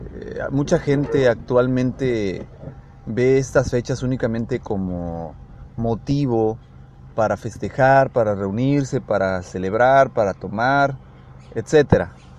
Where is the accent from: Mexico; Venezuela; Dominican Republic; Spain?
Mexico; nosotros como mexicanos